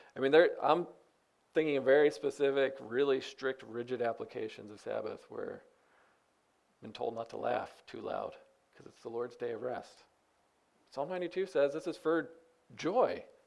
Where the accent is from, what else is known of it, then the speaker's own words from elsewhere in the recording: United States; I'm an American